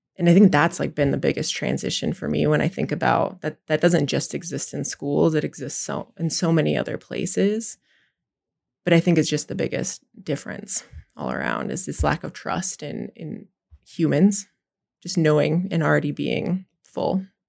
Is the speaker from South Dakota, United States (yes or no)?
yes; Pine Ridge Reservation, South Dakota, United States; I'm from South Dakota, I'm from the Pine Ridge Reservation. I'm Oglala La Cota.